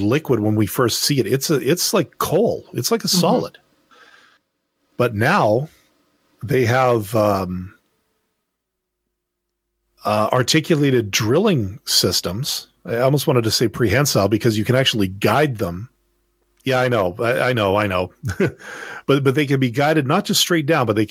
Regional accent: Manitoba, Canada; moved away; also born or lived in Alberta; I was born in Manitoba, which is, well, that's the province that's next door to Ontario

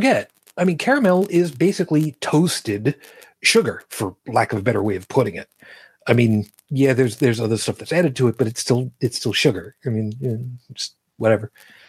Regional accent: Brooklyn, New York, United States; It's my birthplace.

